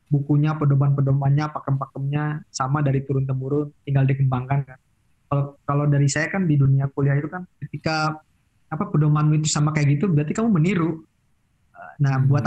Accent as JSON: {"language": "Indonesian", "town": "Cirebon", "region": "West Java", "country": "Indonesia", "said": "soalnya kan saya sendiri kan Sunda yang bukan Sunda banget kan. Cirebon kan termasuk ya"}